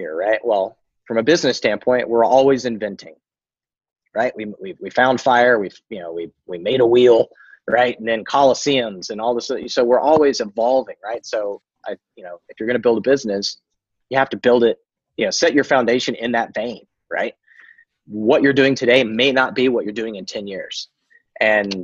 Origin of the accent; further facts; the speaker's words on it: United States; American, because I'm American